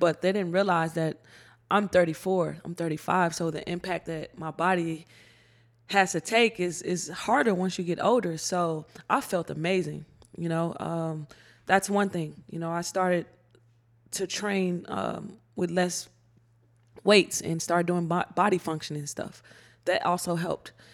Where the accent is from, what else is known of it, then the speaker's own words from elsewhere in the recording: Chicago, Illinois, United States; growing up in Chicago